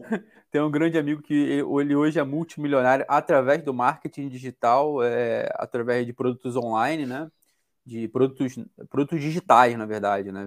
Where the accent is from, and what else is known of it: Brazil